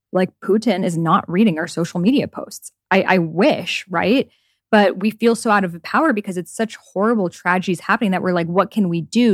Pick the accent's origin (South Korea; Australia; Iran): Iran; moved away; my home country of Iran